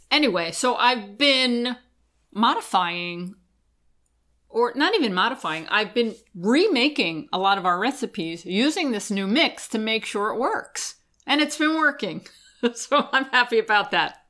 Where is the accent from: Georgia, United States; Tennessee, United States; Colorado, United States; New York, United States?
New York, United States; Long Island; I grew up on Long Island in an area that had a big Italian community and a lot of Italian bakeries